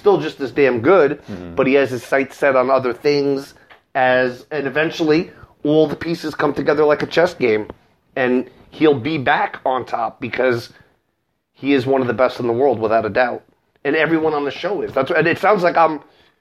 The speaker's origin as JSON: {"language": "English", "town": "New York City", "region": "New York", "country": "United States", "tie": "born or raised there", "said": "My hometown, the Big Apple."}